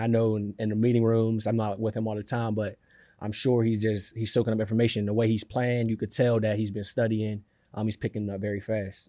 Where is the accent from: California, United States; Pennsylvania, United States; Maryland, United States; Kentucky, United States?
Pennsylvania, United States; Pittsburgh; now in New York, United States; I'm from Pittsburgh